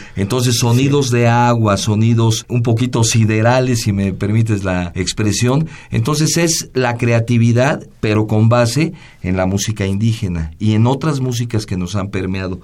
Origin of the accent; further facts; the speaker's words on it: Mexico City, Mexico; no somos ni de Hidalgo ni de Veracruz, somos de la Ciudad de México, aunque tenemos raíces